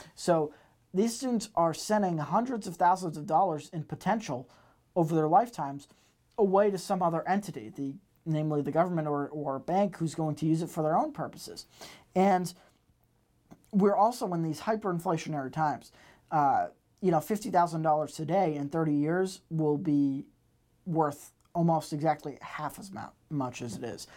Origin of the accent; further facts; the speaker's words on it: Massachusetts, United States; moved away; I am from Massachusetts originally